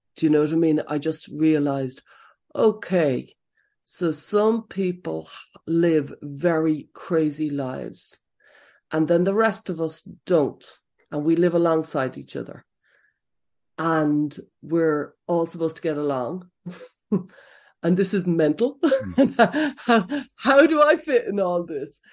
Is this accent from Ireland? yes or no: yes; Dublin, Leinster, Ireland; moved away as an adult; now in County Offaly, Ireland; I grew up in Blanchardstown in Dublin fifteen